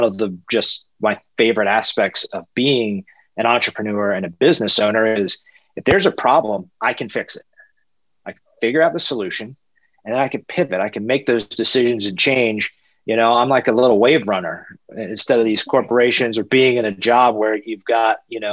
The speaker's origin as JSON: {"language": "English", "town": "Atlanta", "region": "Georgia", "country": "United States", "tie": "born or raised there", "said": "I'm from Atlanta, born and raised."}